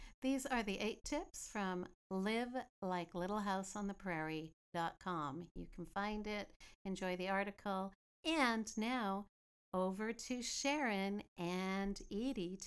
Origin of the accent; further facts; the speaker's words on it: Greendale, British Columbia, Canada; growing up in Greendale, BC, just outside of Chilliwack